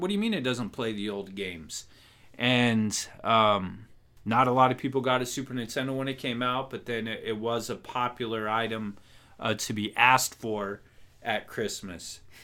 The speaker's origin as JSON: {"language": "English", "region": "Wyoming", "country": "United States", "tie": "born or raised there", "moved": "yes", "said": "my home state, my birth state"}